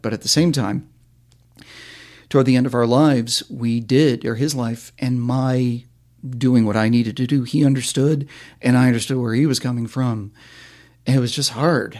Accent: Vermont, United States; where I grew up in Vermont

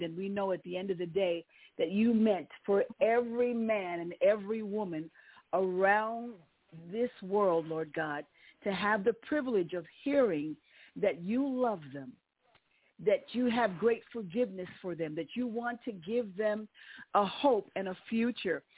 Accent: New York City, New York, United States; moved away; I was born and raised in New York City

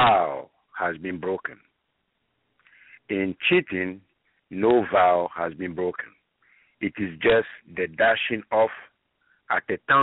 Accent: Ghana; moved away as an adult; now in United States; I'm originally from Ghana, West Africa.

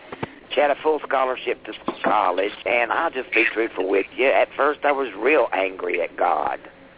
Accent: Hardy, Virginia, United States; I'm from Hardy, Virginia. It's right outside of Roanoke, Virginia.

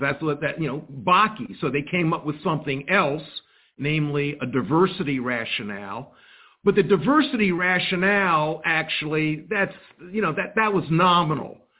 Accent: Columbia, South Carolina, United States; I was born in 1954 in Columbia, South Carolina.

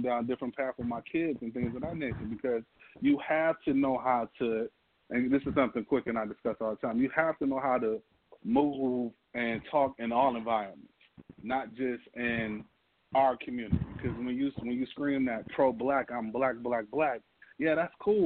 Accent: Detroit, Michigan, United States; born and raised in Detroit, D.C.

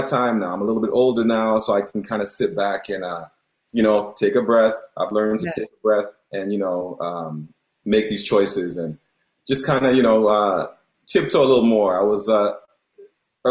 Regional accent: Toronto, Ontario, Canada; accent: Toronto; also born or lived in Mississauga; I am of Jamaican descent, but I was born and raised in Toronto, so still got a little bit of that Toronto Toronto lingo

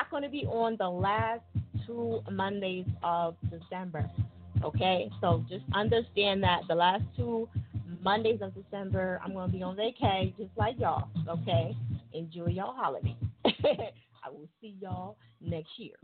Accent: New Jersey, United States; I am from Jersey.

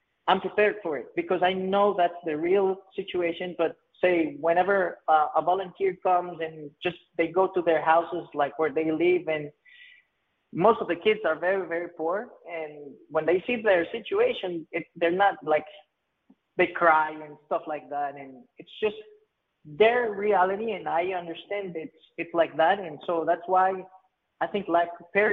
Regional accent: Playa Hermosa, Puntarenas, Costa Rica; growing up in Playa Hermosa was the best, of course, but then there's a lot of poverty in the Central Pacific of Costa Rica

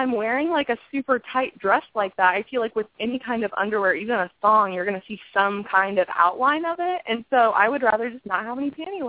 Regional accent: Midwest, United States; I don't know if it's just because I'm from the Midwest, but I'm a little biased

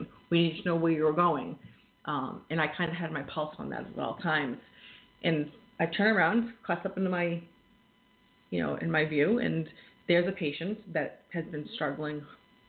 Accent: Massachusetts, United States; moved away as an adult; now in New Hampshire, United States; I am from Mass. I may live in New Hampshire now, but most of my experience in the field has been in Massachusetts

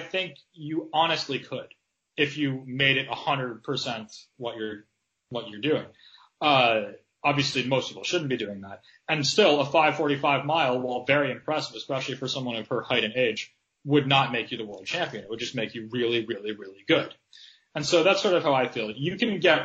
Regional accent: United States; growing up in America

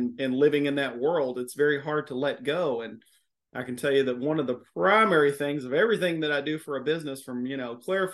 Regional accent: Miami, Florida, United States; accent: southern twang; now in Louisville, United States; am based out of Louisville, Kentucky. If you can't hear the southern twang in my voice, I was born in Miami, Florida

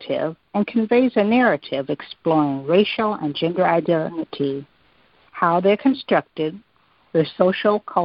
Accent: Midwest, United States; moved away; I'm originally from the Midwest

